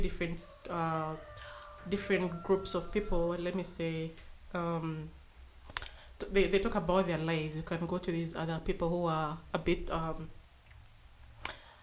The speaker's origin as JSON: {"language": "English", "region": "Western Region", "country": "Uganda", "said": "I come from the West"}